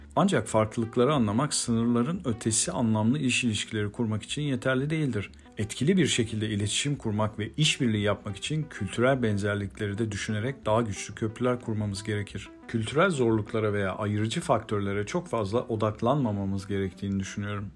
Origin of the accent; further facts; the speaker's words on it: Turkey; Bir Türk olarak